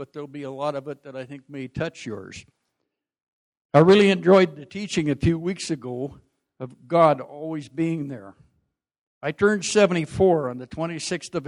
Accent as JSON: {"language": "English", "town": "Prince George", "region": "British Columbia", "country": "Canada", "tie": "born or raised there", "also_born_or_lived": "Whitecourt, Alberta", "said": "I was born in Whitecourt, Alberta, and our family moved to Prince George in the fall of 1951"}